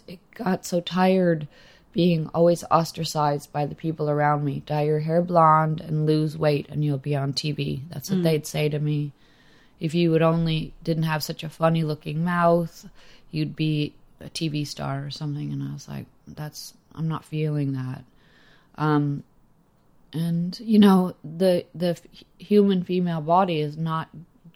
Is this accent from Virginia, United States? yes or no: no; Los Angeles, California, United States; growing up in Los Angeles